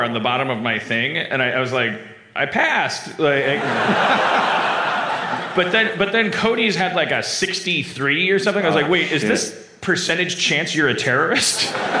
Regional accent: Canada; Like, you'd go up to customs and be like, I'm a Canadian. Let me in.

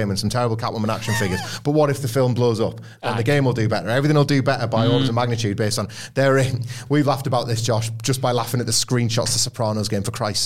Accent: near Scarborough, Yorkshire and the Humber, United Kingdom; I grew up near Scarborough

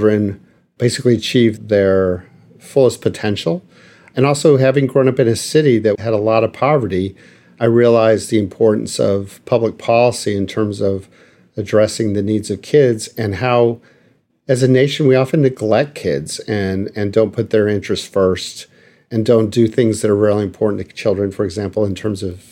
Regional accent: El Paso, Texas, United States; now in Washington, D.C., United States; I'm originally from El Paso, Texas, and worked there

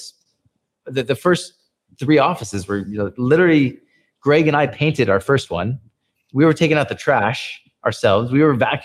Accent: San Francisco, California, United States; moved away as an adult; now in Philippines; I was from San Francisco

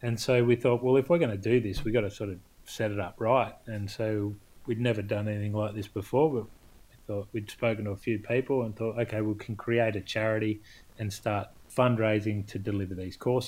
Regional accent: Australia; growing up in Australia

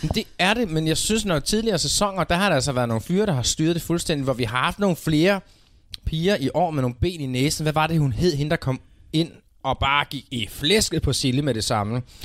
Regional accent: Denmark; vores øjne som danskere

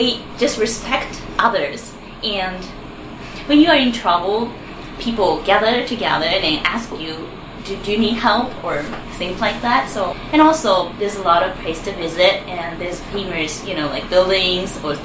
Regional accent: Yokohama, Kanagawa, Japan; English is a second language; from Yokohama, Japan

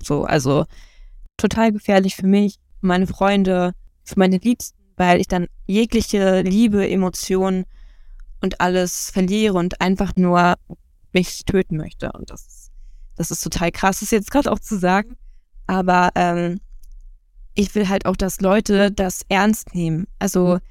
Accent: Rostock, Mecklenburg-Vorpommern, Germany; ich bin 24 Jahre, ich komme aus Rostock

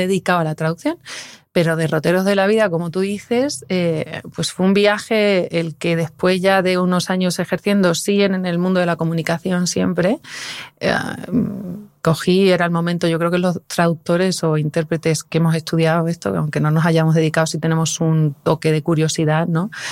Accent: Fregenal de la Sierra, Extremadura, Spain; mi tierra, que es, que es Fregenal de la Sierra y que es el pueblo también de Nuria

